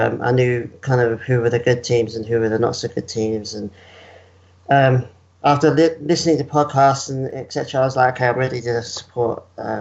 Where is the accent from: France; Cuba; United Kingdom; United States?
United Kingdom; England; moved away as an adult; now in Perth, Australia; I've been here since 2012, but I was born and raised in England